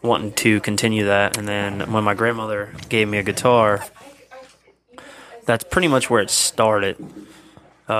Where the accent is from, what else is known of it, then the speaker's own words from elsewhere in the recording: Holland Springs, United States; also born or lived in New Kent; Grew up in Holland Springs. I used to live in New Kent. Now I'm back in Holland Springs